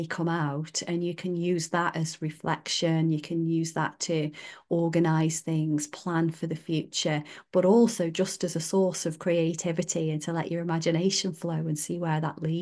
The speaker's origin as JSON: {"language": "English", "area": "Staffordshire Moorlands", "region": "West Midlands", "country": "United Kingdom", "tie": "born or raised there", "said": "I grew up in the Staffordshire Moorlands as well."}